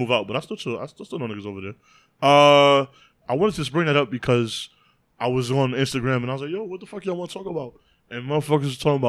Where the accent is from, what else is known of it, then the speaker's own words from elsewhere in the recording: New York City, New York, United States; moved away; your boy's from Harlem, but I reside now in the Bronx.